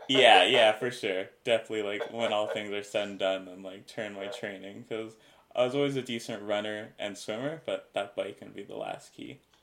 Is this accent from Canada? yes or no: yes; Canada; as a Canadian